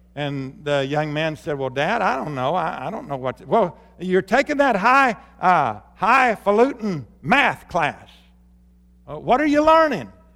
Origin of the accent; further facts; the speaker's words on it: Arkansas, United States; moved away; when I grew up in Arkansas